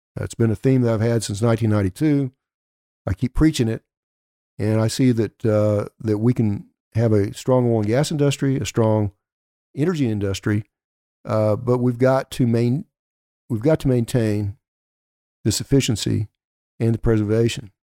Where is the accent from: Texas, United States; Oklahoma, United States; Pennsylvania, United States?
Oklahoma, United States; Elk City; my hometown of Elk City.